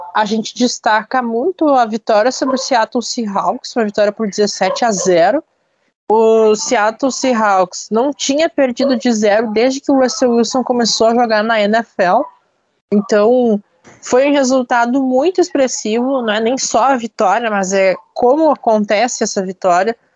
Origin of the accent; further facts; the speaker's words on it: Brazil; eu, como brasileiro